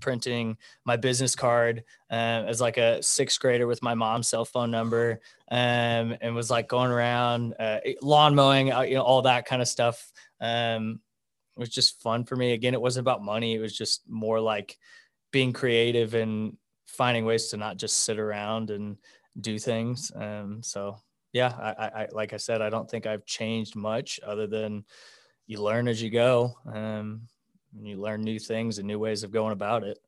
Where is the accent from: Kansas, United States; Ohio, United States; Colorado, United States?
Kansas, United States; Wichita; also born or lived in Denver; I'm from Wichita. Uh, I went to independent school my whole life, graduated in two thousand ten.